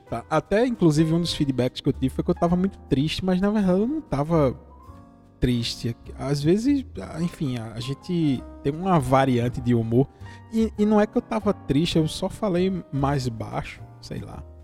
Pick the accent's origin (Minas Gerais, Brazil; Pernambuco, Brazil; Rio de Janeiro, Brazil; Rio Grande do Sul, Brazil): Pernambuco, Brazil; interior of; Eu sou do interior de Pernambuco, você que está ouvindo aí esse sotaque maravilhoso